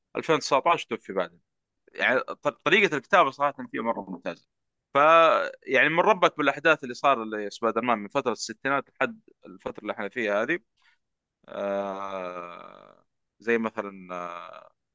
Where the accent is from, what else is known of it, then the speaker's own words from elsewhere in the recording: Saudi Arabia; عندنا في السعوديه